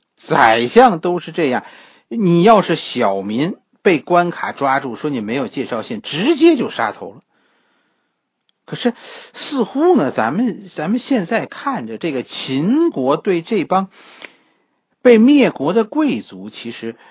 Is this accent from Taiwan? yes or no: no; China; 和我们中国人相关的，